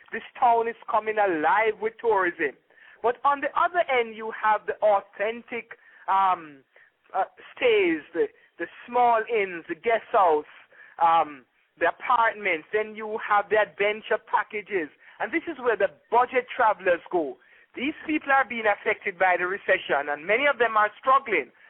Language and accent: English; Port Antonio, Portland, Jamaica; I was born in Port Antonio, Portland. And Port mm. Antonio is in the eastern part of Jamaica. This is where tourism was born.